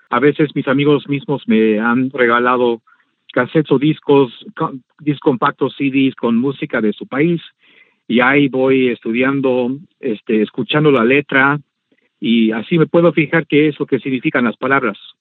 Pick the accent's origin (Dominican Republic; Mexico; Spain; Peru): Mexico; also born or lived in Orizaba, Veracruz; now in Washington DC, United States; yo no crecí con ese idioma en México